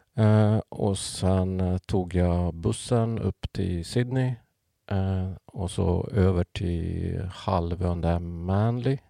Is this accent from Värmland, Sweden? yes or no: no; Pajala, Norrbotten County, Sweden; moved away; uppväxt i Pajala